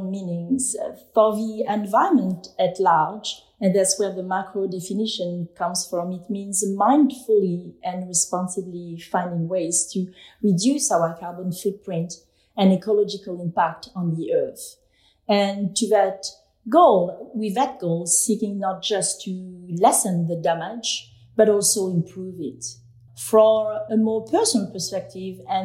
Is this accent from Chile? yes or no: no; France; now in New York, United States; I was born and raised in France